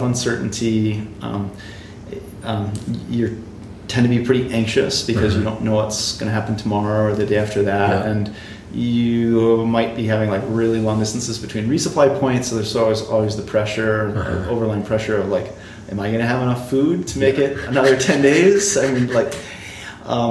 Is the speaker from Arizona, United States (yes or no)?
no; southeastern Massachusetts, United States; Grew up in southeastern Massachusetts, just outside of Providence, Rhode Island